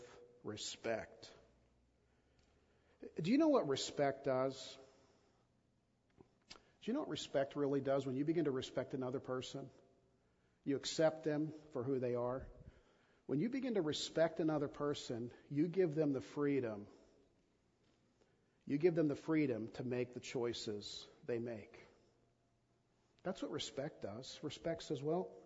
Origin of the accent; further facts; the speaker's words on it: United States